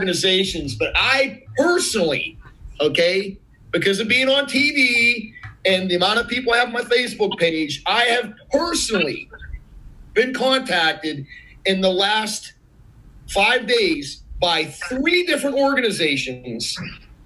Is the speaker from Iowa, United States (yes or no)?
no; Turtle Creek, Pennsylvania, United States; I'm from Turtle Creek, Pennsylvania.